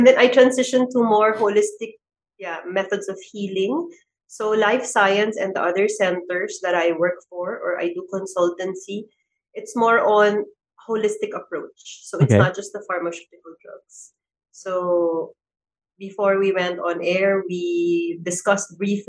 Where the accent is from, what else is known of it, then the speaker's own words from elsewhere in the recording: Manila, Metro Manila, Philippines; also born or lived in Zamboanga; now in Mandaluyong, Philippines; I grew up in Manila